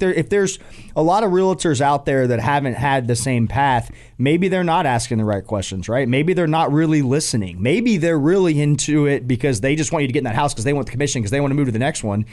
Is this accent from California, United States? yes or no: no; Atlanta, Georgia, United States; moved away as an adult; now in Charlotte, United States; growing up in Atlanta